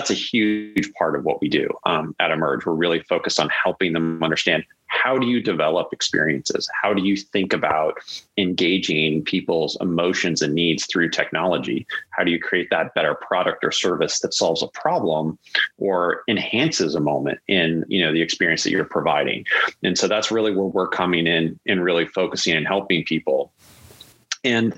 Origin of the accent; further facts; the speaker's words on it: the Bay Area, California, United States; grew up in the Bay Area as a kid.